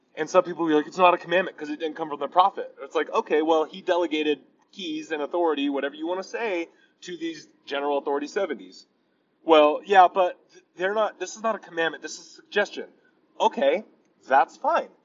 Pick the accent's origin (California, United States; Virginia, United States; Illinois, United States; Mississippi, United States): California, United States; Torrance; moved away as an adult; we grew up in Torrance, California, me and Rachel, my wife